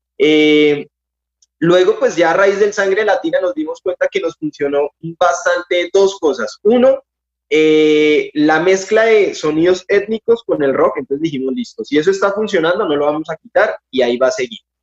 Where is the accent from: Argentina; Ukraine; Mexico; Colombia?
Colombia; somos de Colombia